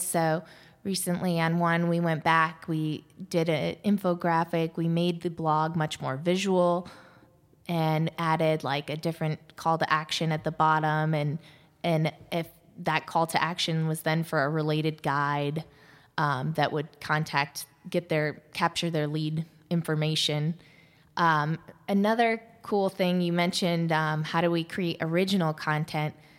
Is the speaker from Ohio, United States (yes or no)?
yes; Ohio, United States; moved away; also born or lived in Washington, D.C.; I grew up in Ohio